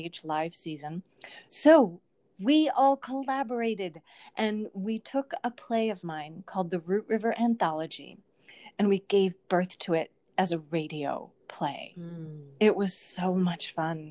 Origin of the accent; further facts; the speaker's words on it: Lanesboro, Minnesota, United States; my hometown of Lanesboro, Minnesota